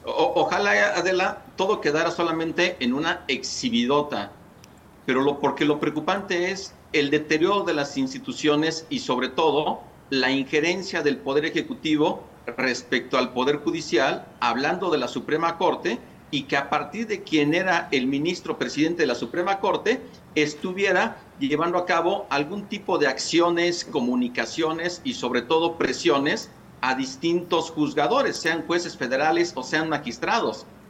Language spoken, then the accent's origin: Spanish; Mexico; nosotros como mexicanas